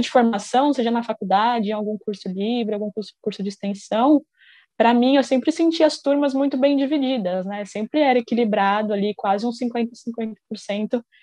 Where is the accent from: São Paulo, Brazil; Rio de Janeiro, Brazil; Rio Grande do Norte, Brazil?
São Paulo, Brazil; moved away as an adult; also born or lived in São Carlos; sou do interior de São Paulo, mas cresci na capital e me mudei para São Carlos também para estudar imagem e som